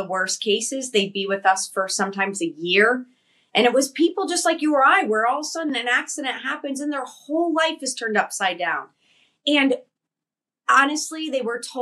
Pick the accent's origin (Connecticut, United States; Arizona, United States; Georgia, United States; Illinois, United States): Connecticut, United States; I came from Connecticut. I grew up on the East Coast, Italian family.